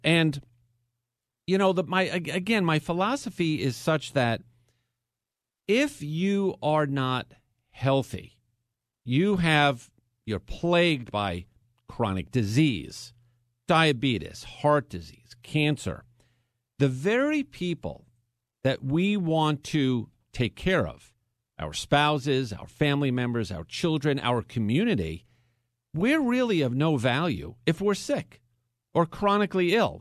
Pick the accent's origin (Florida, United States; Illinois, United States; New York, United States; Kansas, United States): New York, United States; Long Island; moved away as an adult; now in Houston, United States; I was born and raised in New York. So if you're saying to yourself, oh, the guy's in Houston, Texas, he doesn't have much of a Texas twang, it's because I'm not from Texas. I am from New York. But I was raised on Long Island